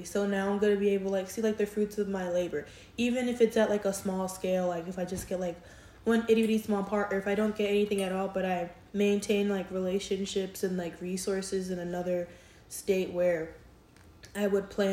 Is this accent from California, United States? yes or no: no; New York, United States; now in Houston, United States; growing up in New York